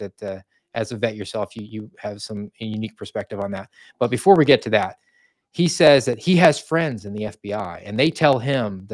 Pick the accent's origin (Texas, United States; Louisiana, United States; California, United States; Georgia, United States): Georgia, United States; Georgia, my home state